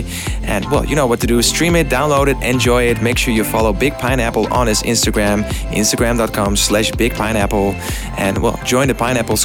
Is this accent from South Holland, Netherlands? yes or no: no; Amsterdam, North Holland, Netherlands; my biggest show ever, which is going to take place in my hometown, Amsterdam